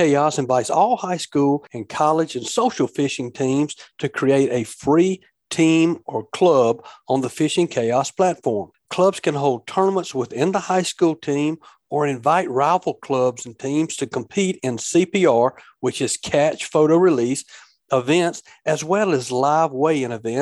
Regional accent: Tombigbee River and Black Warrior River, Alabama, United States; I grew up jug fishing on the Tombigbee River and the Black Warrior

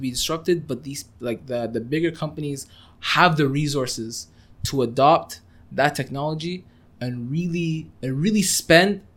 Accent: Canada; also born or lived in Kuwait; I was born in Kuwait in 2000, literally right after the Gulf War

